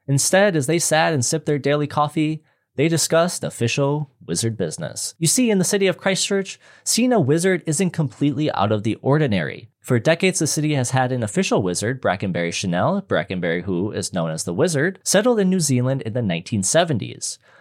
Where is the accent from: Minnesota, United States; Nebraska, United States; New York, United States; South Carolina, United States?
Minnesota, United States; where I'm from in Minnesota